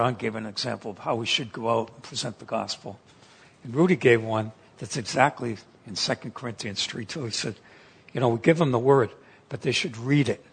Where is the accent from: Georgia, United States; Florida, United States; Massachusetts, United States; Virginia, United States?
Massachusetts, United States; moved away as an adult; also born or lived in Pennsylvania; now in San Diego, United States; I grew up in Massachusetts